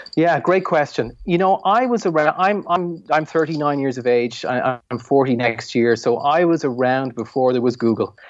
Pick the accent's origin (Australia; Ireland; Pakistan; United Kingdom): Ireland; I'm an Irish entrepreneur